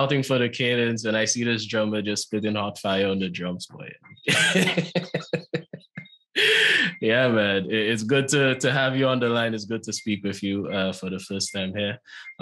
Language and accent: English; St. Lucia; I'm from St. Lucia